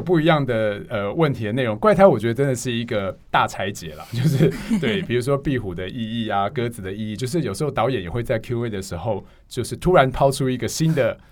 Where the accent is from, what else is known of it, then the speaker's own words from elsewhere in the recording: Hualien, Hualien County, Taiwan; moved away; 因为我是花莲人，然后我们上礼拜回花莲